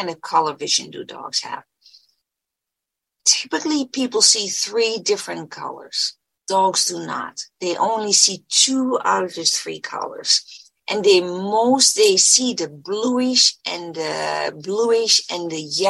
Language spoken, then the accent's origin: English; Netherlands; moved away as an adult; now in United States; I was born and raised in the Netherlands, and I did part of my training in the Netherlands